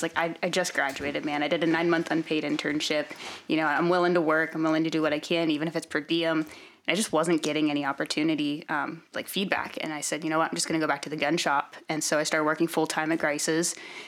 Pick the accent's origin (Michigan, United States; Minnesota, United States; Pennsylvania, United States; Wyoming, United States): Pennsylvania, United States; central; also born or lived in New Hampshire / Washington / Oregon; now in Texas, United States; I have two younger brothers and all boy cousins, and there's not a lot to do in central PA